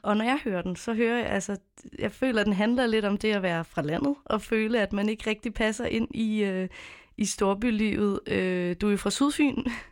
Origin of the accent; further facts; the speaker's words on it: Copenhagen, Capital Region of Denmark, Denmark; jeg er selv født og opvokset i København